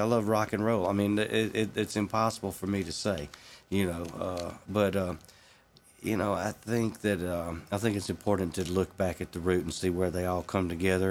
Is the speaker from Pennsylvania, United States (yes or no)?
no; Mississippi, United States; moved away; where I grew up there. And after I moved away from Mississippi